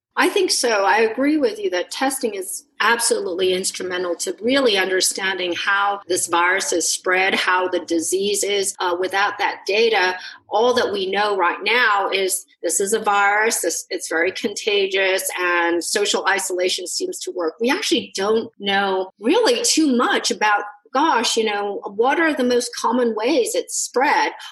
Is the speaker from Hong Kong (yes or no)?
yes; Hong Kong; I come from Hong Kong